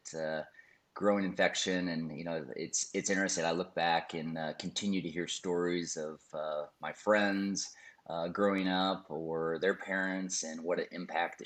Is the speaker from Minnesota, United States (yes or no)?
yes; Minnesota, United States; I would go in this little town in Minnesota